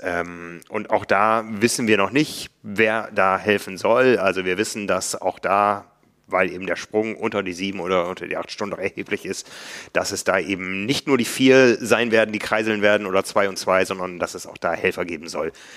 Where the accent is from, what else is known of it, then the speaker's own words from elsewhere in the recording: Osnabrück, Lower Saxony, Germany; moved away; in Osnabrück damals in meiner Heimat